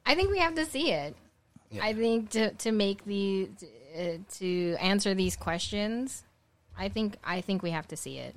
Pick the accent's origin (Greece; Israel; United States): United States; as a Filipino American